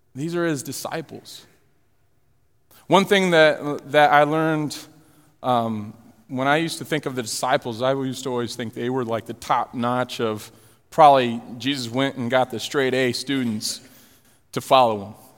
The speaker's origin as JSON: {"language": "English", "area": "Florida", "region": "Illinois", "country": "United States", "tie": "born or raised there", "said": "We're moving from Florida to Illinois."}